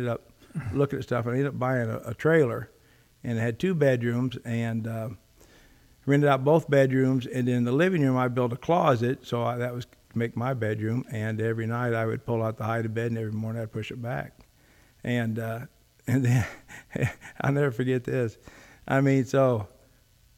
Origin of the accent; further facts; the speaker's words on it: Rock Island, Illinois, United States; So I grew up in Rock Island, and we had family of eight kids